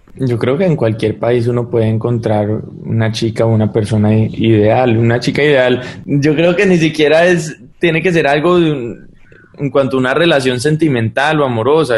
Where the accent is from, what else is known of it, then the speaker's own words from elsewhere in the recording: United States; moved away as an adult; also born or lived in Colombia; yo crecí toda mi vida en Estados Unidos